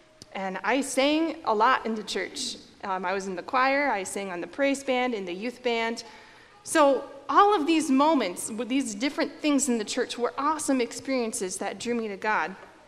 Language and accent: English; Norwalk, Iowa, United States; So I grew up in Norwalk, Iowa. I went to New Life Lutheran Church there, and I was born there, baptized there, confirmed there. I graduated from there, so I spent my entire childhood and youth